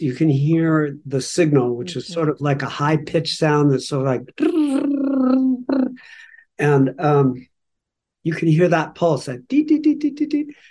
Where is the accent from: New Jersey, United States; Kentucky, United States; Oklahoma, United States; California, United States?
California, United States; Los Angeles; we grew up in Los Angeles